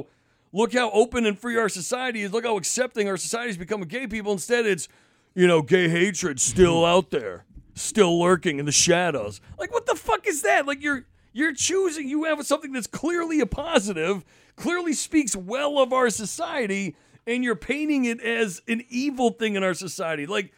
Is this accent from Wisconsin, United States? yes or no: no; Massachusetts, United States; I grew up in Mass in the 90s, and that's, to me